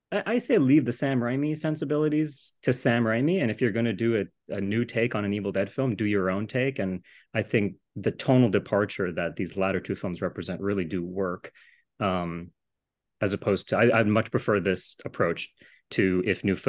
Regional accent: Japan; moved away; I grew up in Japan

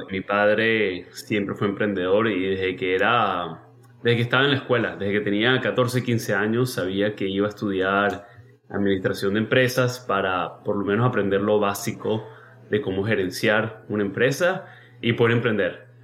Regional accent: United States; born there; Mira, yo nací acá en Estados Unidos, eso obviamente es una ventaja para poder venirme.

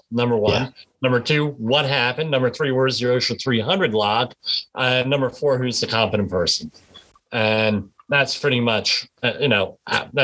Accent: Northern New Jersey, United States; I'm from Northern New Jersey

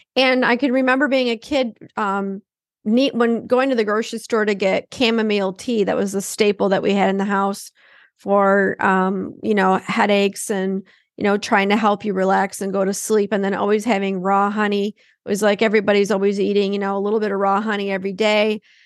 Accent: Detroit, Michigan, United States; now in Minnesota, United States; growing up in Detroit

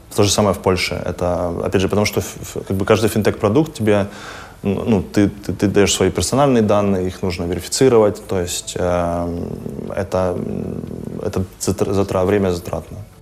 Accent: Kharkiv, Kharkiv Oblast, Ukraine; also born or lived in Finland; now in Berlin, Germany; я родился в Харькове

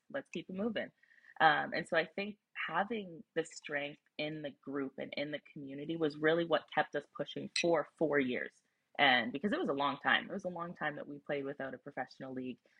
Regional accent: near Toronto, Ontario, Canada; also born or lived in Wisconsin; I grew up near Toronto, my family's close

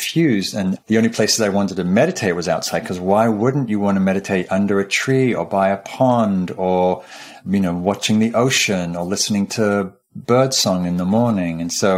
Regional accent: Newcastle upon Tyne, North East England, United Kingdom; I grew up in Northumberland up in Newcastle, which is northeastern England and close to the border of Scotland

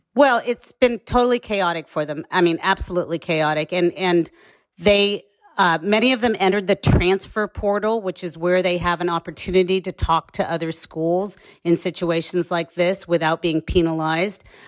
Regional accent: Bay Area, California, United States; I'm from the Bay Area

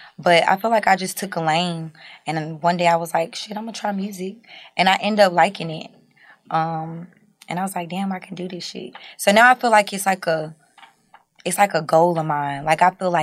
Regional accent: North Carolina, United States; I'm from North Carolina

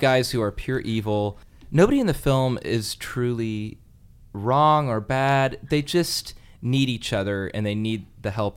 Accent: Alameda, California, United States; I'm from Alameda

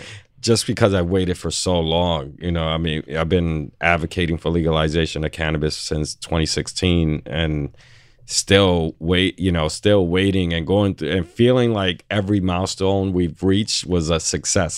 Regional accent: New York City, New York, United States; I'm born and raised on the Lower East Side

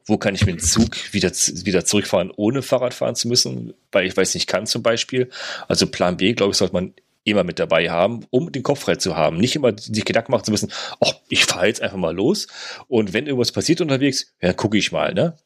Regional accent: Germany; bei uns in Deutschland

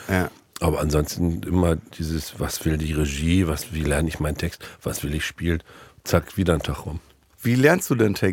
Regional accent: Northern Germany, Germany; Da habe ich als Norddeutscher, ich habe alles immer falsch gemacht, ja.

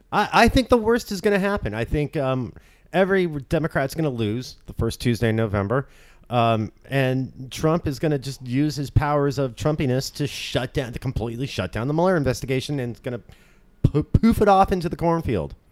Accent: Orange County, California, United States; grew up in Orange County

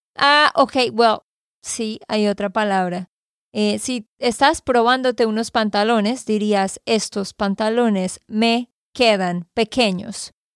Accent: Santander, Colombia; de Santander, Colombia

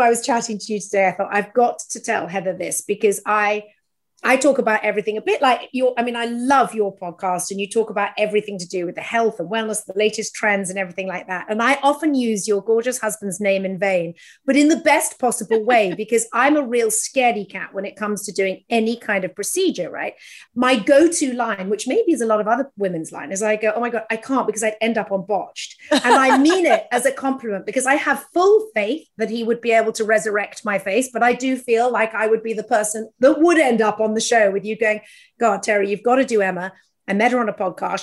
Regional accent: United Kingdom; now in United States; as a Brit in America

